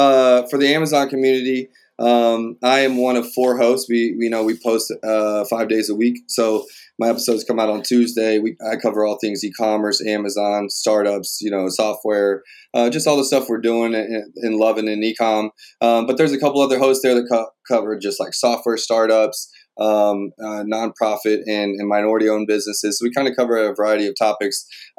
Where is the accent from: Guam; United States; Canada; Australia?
Canada; Montreal, Quebec; born there; I was born in Montreal, Quebec. My parents were there learning French